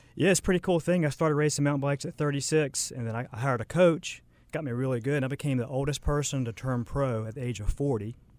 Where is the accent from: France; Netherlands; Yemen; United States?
United States; Charlotte, North Carolina; also born or lived in Lake Norman; I kinda grew up in Charlotte, um, moved around a little bit, grew, went to high school, Lake Norman